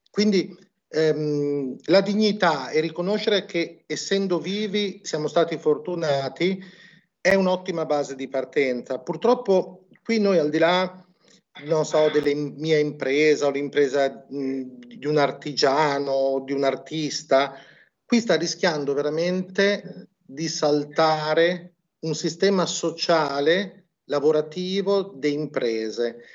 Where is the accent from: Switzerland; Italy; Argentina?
Italy; Emilia-Romagna; Noi qui siamo romagnoli, quindi non abbiamo problemi lo facciamo